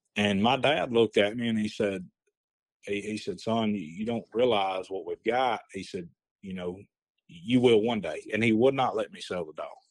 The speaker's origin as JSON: {"language": "English", "town": "Hamilton", "region": "Alabama", "country": "United States", "tie": "born or raised there", "said": "I grew up here in Hamilton"}